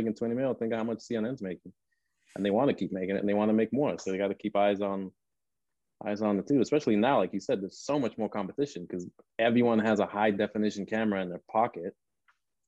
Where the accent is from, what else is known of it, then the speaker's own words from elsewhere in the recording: Northern Nigeria, Nigeria; now in Los Angeles, United States; growing up in Nigeria, I grew up in the north.